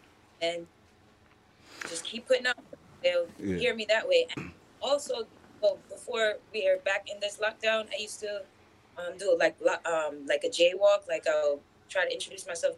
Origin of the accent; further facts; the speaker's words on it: Jamaica; now in Brooklyn, United States; I'm from Jamaica